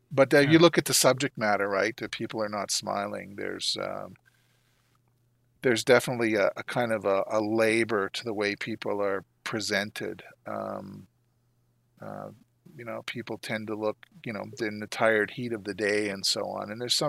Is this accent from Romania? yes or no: no; Canada; which is, you know, a novelty for me being a Canadian.